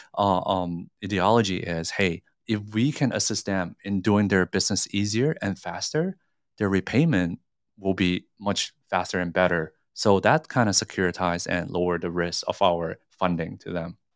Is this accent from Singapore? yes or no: yes; Singapore; now in Hong Kong; I grew up in Singapore